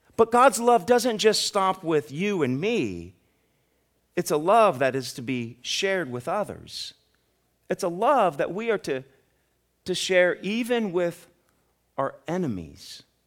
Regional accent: Ohio, United States; now in Kentucky, United States; I'm from Ohio

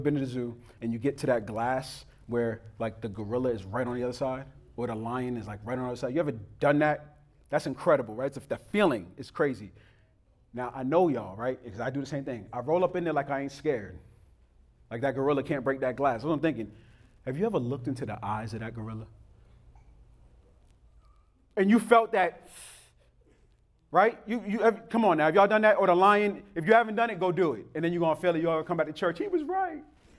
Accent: United States; And growing up in America, we don't appreciate what the law has truly done to us

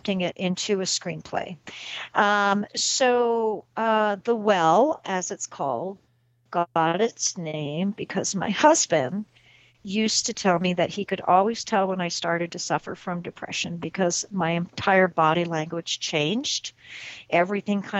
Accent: Southwest, United States; me growing up in the Southwest

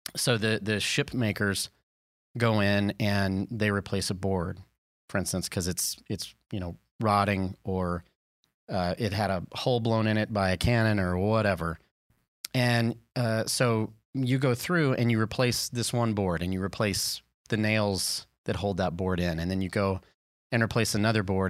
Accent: the South, United States; I'm from the South

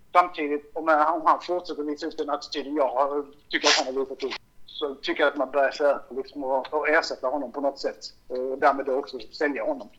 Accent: Malmö, Skåne, Sweden; jag är också från Malmö

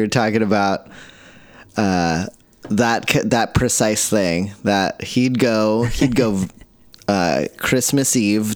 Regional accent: Seattle, Washington, United States; we're from the South End of Seattle

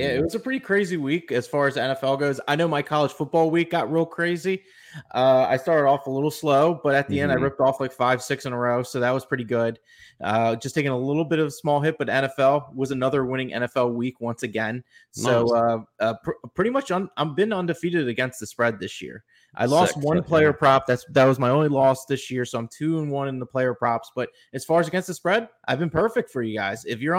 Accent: New Jersey, United States; Well, hello. We're from New Jersey as well.

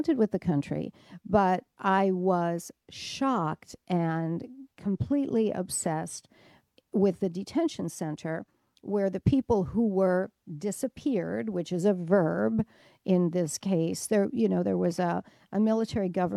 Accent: Detroit, Michigan, United States; I'm from Detroit

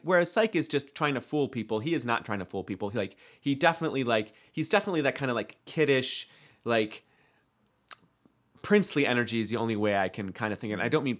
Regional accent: Midwest, United States; I would just say pension, but I'm from the Midwest.

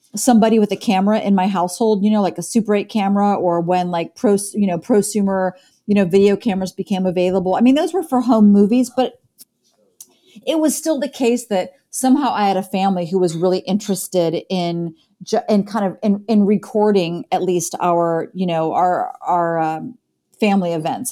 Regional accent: Columbus, Ohio, United States; now in Chicago, United States; I grew up in Columbus, Ohio

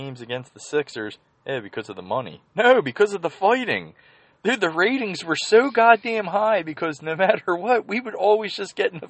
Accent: Philadelphia, Pennsylvania, United States; my mom's half Irish, and, growing up in Holmesburg, Mayfair, you know quite a few Irish people.

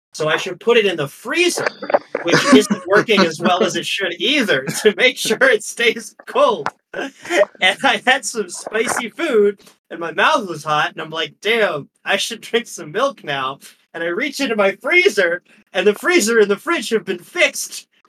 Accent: Midwest, United States; now in Boston, United States; I've obviously lived most of my life in Boston, but I am originally from the Midwest, and so I also have a strong respect and occasional fear of milk.

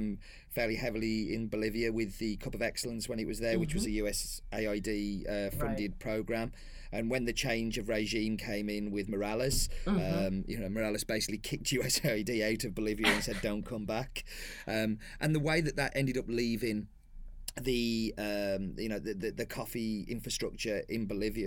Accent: England, United Kingdom; I'm proud as an Englishman

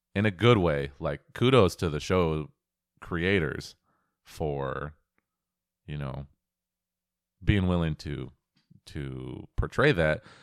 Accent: Pacific Northwest, United States; I was born and raised in the Pacific Northwest

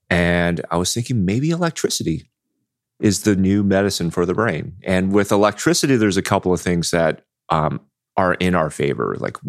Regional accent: Anaheim, California, United States; also born or lived in Houston / New York / Bay Area, California; Grew up in Anaheim.

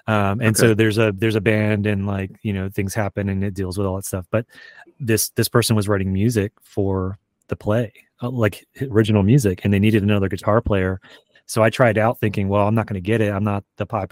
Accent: Lynchburg, Virginia, United States; I grew up in Lynchburg

